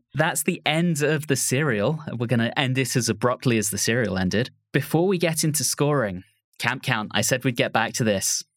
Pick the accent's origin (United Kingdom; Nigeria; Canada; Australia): United Kingdom; moved away as an adult; now in United States; as a Brit who has lived in the U S for twelve years at this point